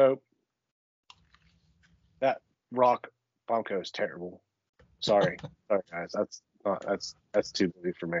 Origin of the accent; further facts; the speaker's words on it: Scio, Ohio, United States; I'm from Sio myself